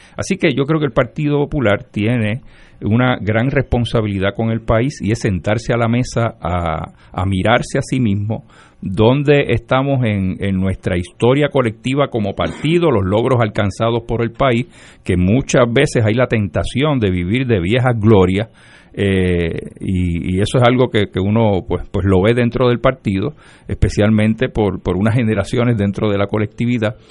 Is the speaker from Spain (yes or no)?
no; Lares, Puerto Rico; nací y me crié en Lares